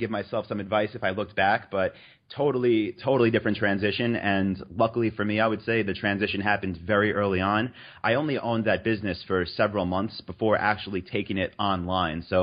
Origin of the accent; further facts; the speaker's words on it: New York, United States; moved away as an adult; also born or lived in North Carolina; So I'm from New York